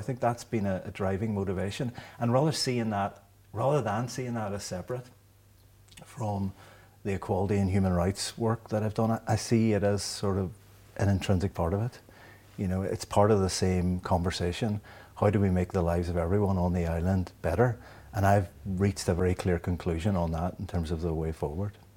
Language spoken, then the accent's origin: English; Derry, Northern Ireland, United Kingdom; growing up in Derry in the seventies and eighties